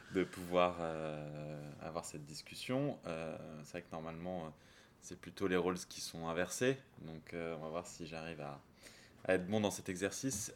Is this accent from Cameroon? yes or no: no; south of France, France; also born or lived in Champagne; now in Paris, France; je suis originaire du sud de la France, un petit peu de Champagne aussi avant. Euh, j'habite Paris